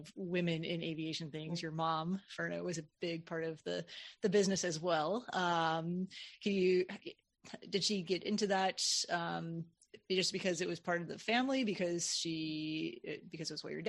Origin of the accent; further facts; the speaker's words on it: Midwest, United States; now in Southern United States; I grew up in the Midwest and I live in the South now